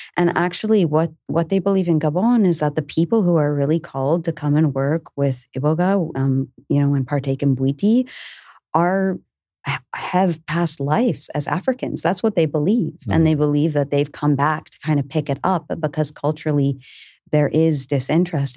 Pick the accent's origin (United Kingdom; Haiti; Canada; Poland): Canada; moved away as an adult; also born or lived in Peruvian Amazon; I'm from Canada. Um, from the time I was a young, young child, I had a deep resonance with the way of, you know, the Lakota and where I was born in Canada